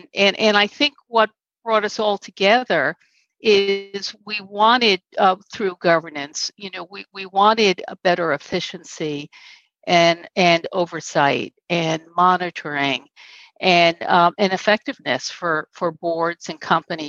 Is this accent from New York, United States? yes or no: yes; Long Island, New York, United States; I grew up on Long Island. I was the fourth of six children. Mm-hmm. My father was a New York City police officer. My mom was a nurse. It's a large kind of Irish Catholic